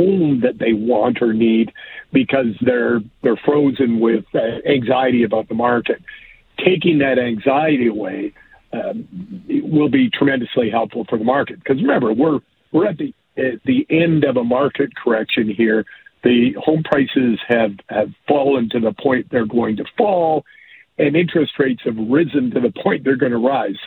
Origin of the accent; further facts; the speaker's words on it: Alberta, Canada; moved away as an adult; now in Toronto, Canada; I born and raised in Alberta, went to U